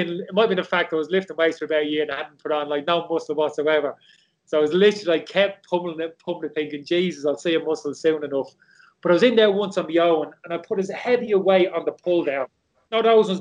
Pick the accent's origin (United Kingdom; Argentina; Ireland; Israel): Ireland; Dublin, Leinster; I never saw pasta growing up in Dublin